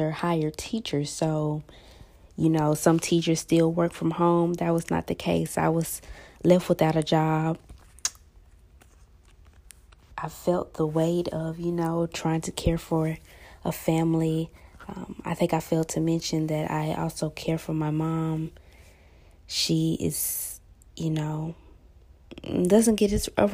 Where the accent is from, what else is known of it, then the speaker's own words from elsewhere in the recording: Huntsville, Alabama, United States; I was born and raised in Huntsville, Alabama